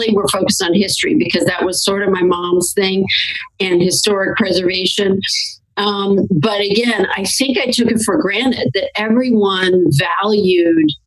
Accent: St. Louis, Missouri, United States; I grew up in St. Louis, Missouri

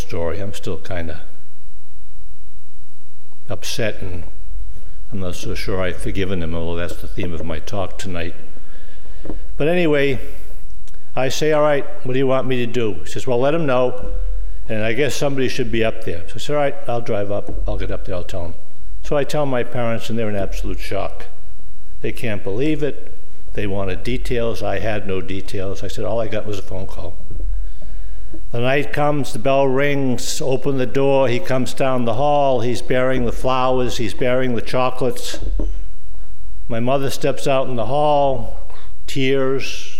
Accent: Boston, Massachusetts, United States; moved away; I come from Boston, and I'm proud of it

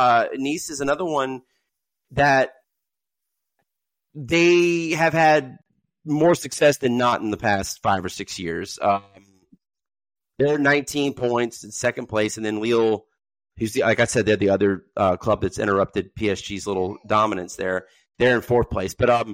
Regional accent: Germany; I remember when I was growing up in Germany, Nantes was a powerhouse.

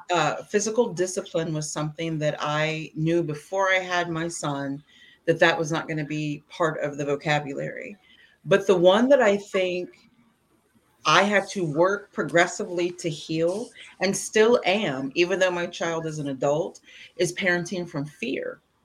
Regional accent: Indiana, United States; now in Washington, D.C. metropolitan area, United States; I grew up in Indiana, middle America

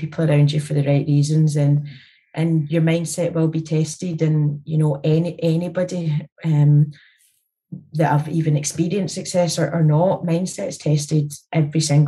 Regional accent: Scotland, United Kingdom; born or raised there

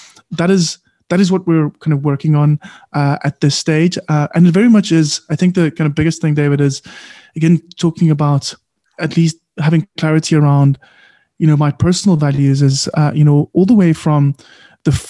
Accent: South Africa; also born or lived in Cape Town; I am proudly South African

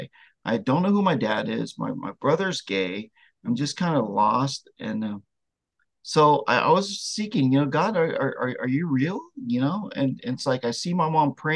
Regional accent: Vietnam; I was born in Vietnam during the Vietnam War, and I'm one of the Amerasian babies

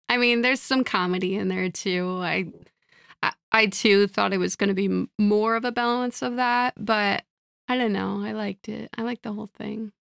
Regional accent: Midwest, United States; I'm a Midwesterner

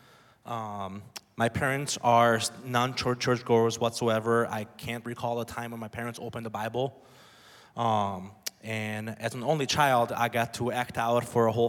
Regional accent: Budapest, Hungary; moved away; I was born and raised in Budapest, Hungary.

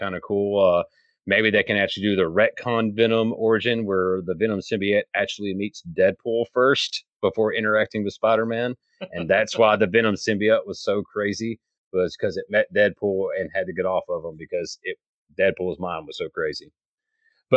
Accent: Alabama, United States; I grew up in Alabama

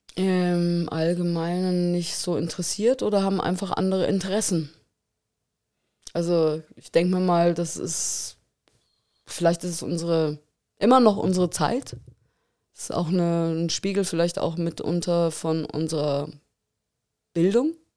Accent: Munich, Bavaria, Germany; now in Tegernsee, Germany; ich bin in München aufgewachsen

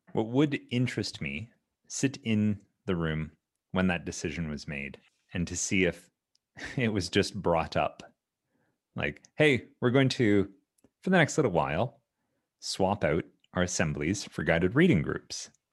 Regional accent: Ontario, Canada; growing up in Canada, both as a student in Ontario and then later as a teacher

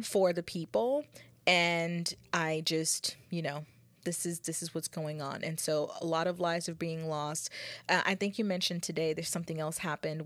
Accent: United States; as a United States people, as a American people, as a country

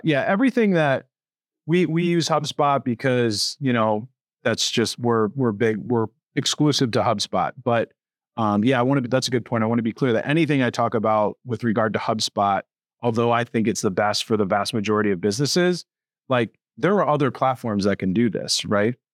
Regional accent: Connecticut, United States; moved away as an adult; now in Buffalo, United States; I'm not from Buffalo. I'm from Connecticut

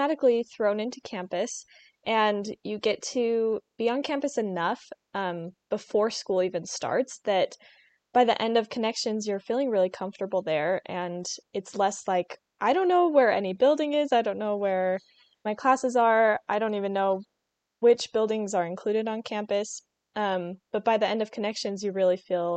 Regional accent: Millcreek, Utah, United States; I'm from Mill Creek, Utah

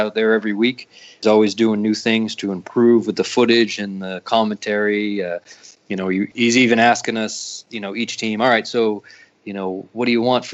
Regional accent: Lowell, Massachusetts, United States; moved away as an adult; now in Raleigh, United States; I'm from Lowell, Massachusetts

